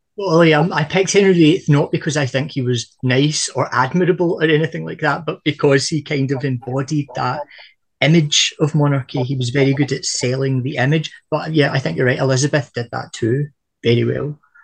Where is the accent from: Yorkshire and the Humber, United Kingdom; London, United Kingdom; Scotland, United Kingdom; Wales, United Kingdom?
Scotland, United Kingdom; from a Scottish perspective